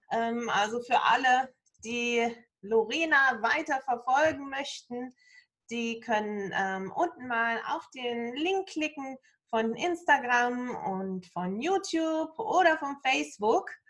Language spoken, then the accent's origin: German; Germany; ich komme natürlich aus Deutschland